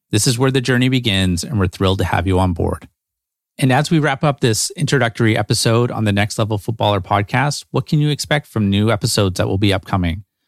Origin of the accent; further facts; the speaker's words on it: Vancouver, British Columbia, Canada; Growing up in Vancouver, we were fortunate enough to have pretty mild winters